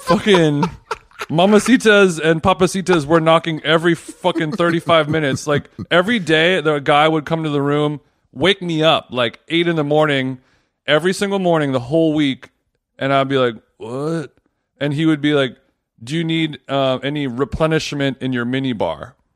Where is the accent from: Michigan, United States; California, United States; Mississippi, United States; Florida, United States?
California, United States; Los Angeles; now in New York, United States; I'm not from here. I'm from Los Angeles